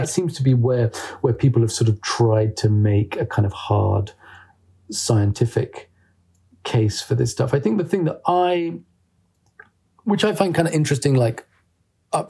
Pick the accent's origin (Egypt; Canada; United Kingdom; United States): United Kingdom; I'm a British journalist